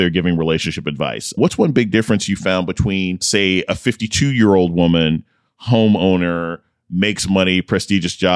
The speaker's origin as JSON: {"language": "English", "region": "Nebraska", "country": "United States", "tie": "born or raised there", "said": "I was growing up in Nebraska"}